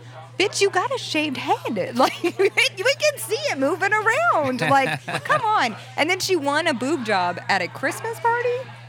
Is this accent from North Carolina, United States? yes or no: no; Las Vegas, Nevada, United States; also born or lived in California; now in New York City, United States; Yeah, I grew up in Vegas, and then I moved from Vegas to California.